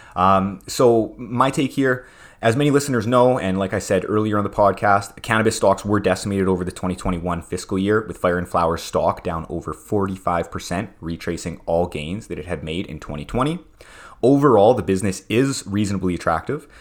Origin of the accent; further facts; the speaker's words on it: Prince Albert, Saskatchewan, Canada; where I grew up in Prince Albert, Saskatchewan